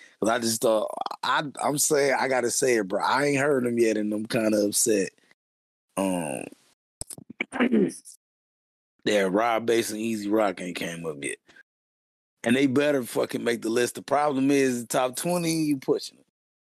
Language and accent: English; the South, United States; I'm from the South, yo. Like, this is offensive.